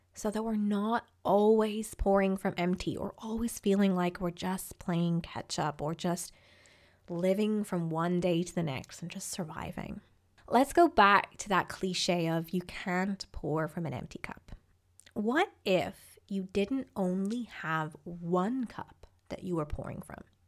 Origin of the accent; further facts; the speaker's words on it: Ireland; I grew up in Ireland